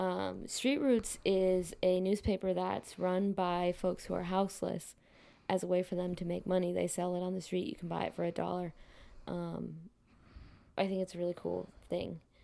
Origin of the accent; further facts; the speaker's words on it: Midwest, United States; moved away; also born or lived in West Coast; I'm originally from the Midwest.